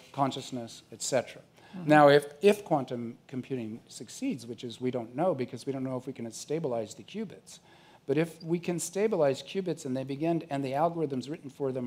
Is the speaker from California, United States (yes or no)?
yes; Orange County, California, United States; I grew up in Orange County to a blue diaper baby